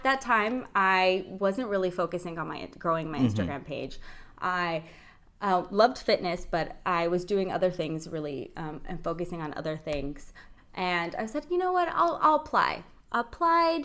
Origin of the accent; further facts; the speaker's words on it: Palmdale, California, United States; moved away as an adult; now in Oxnard, United States; I'm not from Oxnard. I've been living here for about 10 years now. I'm originally from Palmdale, Lancaster